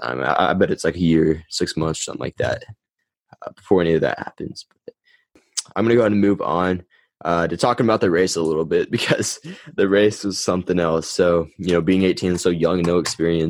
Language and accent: English; United States; Put it on in my hometown.